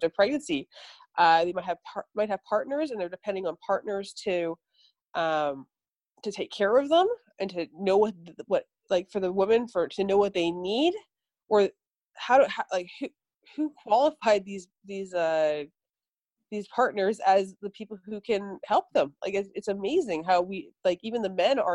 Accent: Vancouver, British Columbia, Canada; I grew up in Canada, in Vancouver

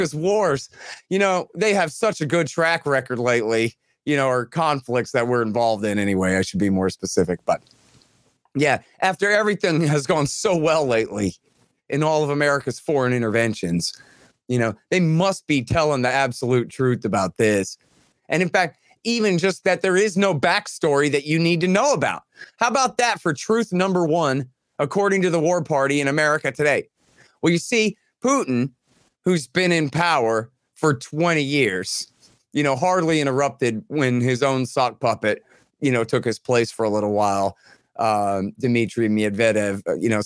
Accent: United States; I am an American.

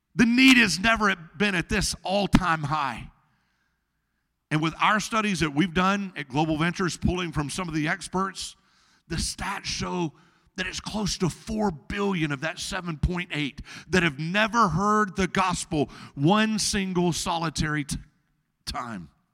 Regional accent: Arkansas, United States; in Arkansas, my home state

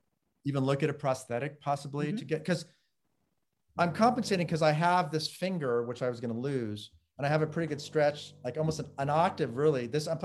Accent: Los Angeles, California, United States; Los Angeles. Mm-hmm. I mean, Beverly Wood, you know, over the hill till I was seven. And then my parents built a house in the San Fernando Valley.

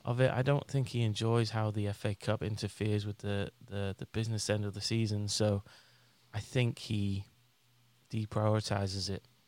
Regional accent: England, United Kingdom; moved away; my best mate when I when I was growing up in England was a Spurs fan

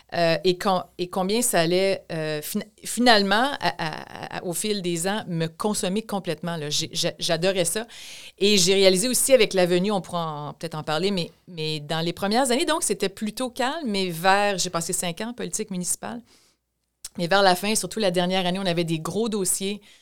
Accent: Thetford Mines, Quebec, Canada; moved away as an adult; also born or lived in Montreal; je suis née à Tedford Mines, donc dans la région de Chaudière-Appalaches

